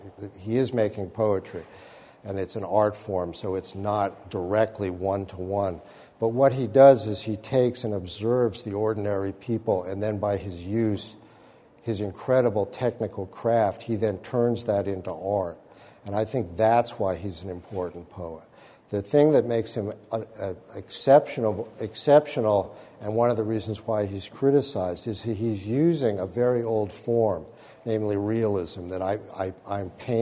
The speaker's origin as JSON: {"language": "English", "region": "New England", "country": "United States", "tie": "born or raised there", "said": "and I sort of inhabited that growing up in New England"}